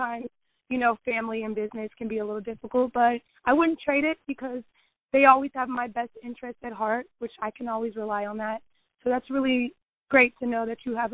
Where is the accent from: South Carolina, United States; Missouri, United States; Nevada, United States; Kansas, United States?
Kansas, United States; Kansas City; I'm from Kansas City, Kansas, and music has just been in my family for a while